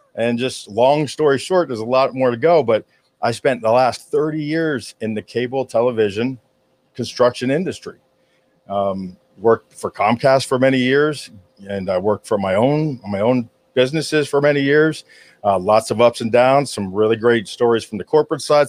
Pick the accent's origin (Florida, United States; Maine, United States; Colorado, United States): Florida, United States; Hollywood; I was born in Hollywood, Florida, which is very rare uh, to be born here in South Florida